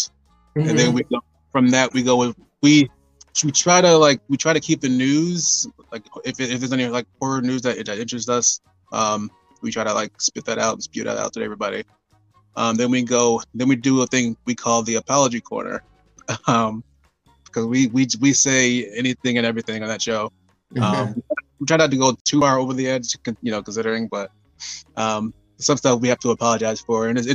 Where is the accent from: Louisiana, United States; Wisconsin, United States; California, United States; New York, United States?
New York, United States; Buffalo; born and raised in Buffalo